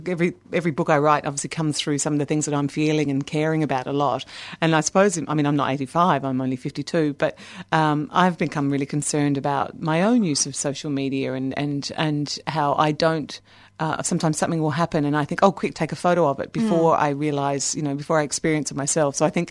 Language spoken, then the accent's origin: English; Australia; moved away as an adult; now in Dublin, Ireland; Well, at the moment, I live in Dublin, in Ireland, but here's my voice, so I'm very Australian still.